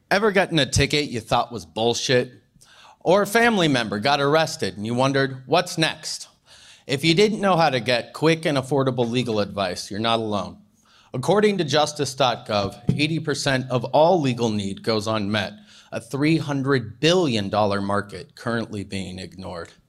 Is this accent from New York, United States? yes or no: no; Portland, Oregon, United States; Portland, Oregon.